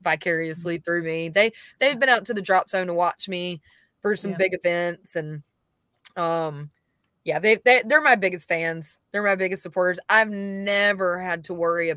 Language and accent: English; Warner Robins, Georgia, United States; moved away as an adult; also born or lived in Nashville, Tennessee; now in Georgia, United States; I was born and raised in Warner Robins. I moved to Nashville, Tennessee when I was 21